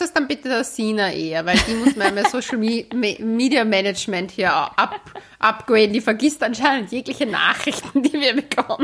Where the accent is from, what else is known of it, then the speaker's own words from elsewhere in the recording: Austria; Wir sind ja auch Österreicher